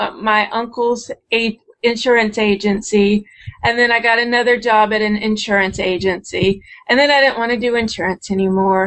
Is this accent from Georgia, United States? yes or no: yes; Savannah, Georgia, United States; I was born and raised in Savannah, Georgia.